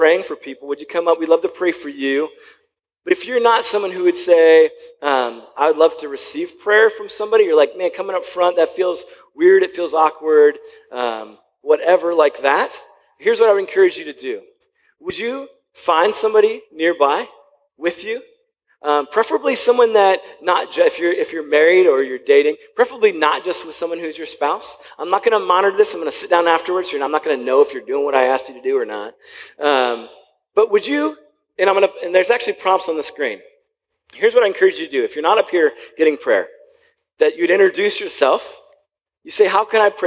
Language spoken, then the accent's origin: English; Wooster, Ohio, United States; also born or lived in Columbus, Ohio; I grew up in Worcester, which is about 50 minutes south of here or so